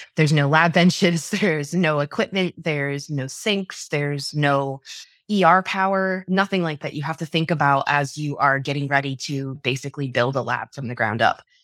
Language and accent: English; New York, United States; moved away as an adult; I grew up in New York for the first twenty-two years of my life